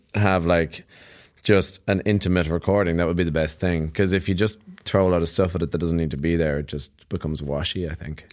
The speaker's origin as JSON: {"language": "English", "country": "Ireland", "said": "being Irish"}